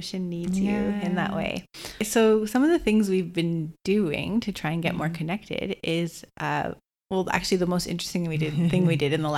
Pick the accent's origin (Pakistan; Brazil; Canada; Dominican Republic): Canada; Toronto, Ontario; moved away as an adult; also born or lived in Bondi, Australia; now in Gold Coast, Australia; we grew up in Toronto, Canada, like a concrete jungle